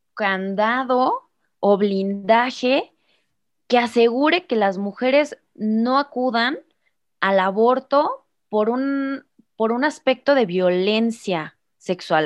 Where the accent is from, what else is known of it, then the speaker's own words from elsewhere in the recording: Irapuato, Guanajuato, Mexico; soy de Irapuato, Guanajuato, México, en el Bajío